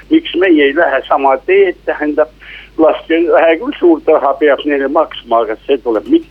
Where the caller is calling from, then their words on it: Tartu, Tartu County, Estonia; jõudu tööle, tervist ka härra peaministrile. … Tartust ja minu küsimus kõlaks nõndamoodi